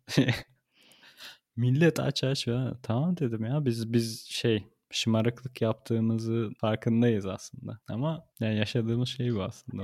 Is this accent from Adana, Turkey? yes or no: yes; Adana, Turkey; moved away as an adult; also born or lived in Ankara, Turkey; now in Berlin, Germany; Ankara'da yaşıyordum da Adanalıyım diyorum.